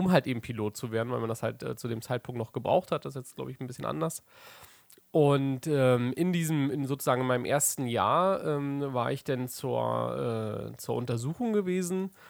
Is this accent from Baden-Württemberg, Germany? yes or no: no; Berlin, Germany; nach Berlin in meine Heimatstadt zurück wollte.